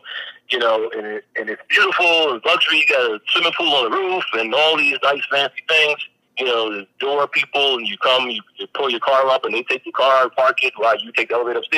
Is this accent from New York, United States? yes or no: yes; New York City, New York, United States; born or raised there; also born or lived in London / Atlanta